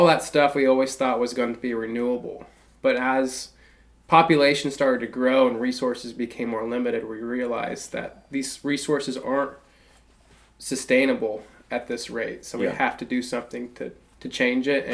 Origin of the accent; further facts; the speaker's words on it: Shelbyville, Illinois, United States; now in Carbondale, United States; So I'm from Illinois. I grew up in a little town called Shelbyville